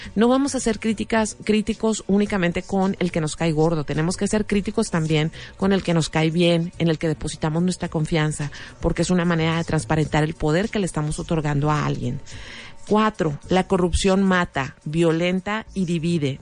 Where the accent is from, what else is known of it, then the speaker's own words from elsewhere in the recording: Mexico; como mexicanos